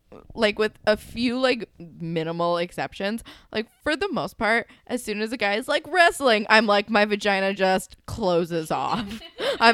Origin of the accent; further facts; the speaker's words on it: New Jersey, United States; I grew up in New Jersey and we don't have a lot going on